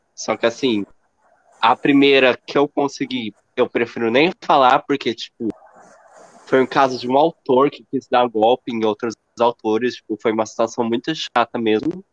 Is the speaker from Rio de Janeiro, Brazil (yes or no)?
no; interior of São Paulo, Brazil; eu sou do interior de São Paulo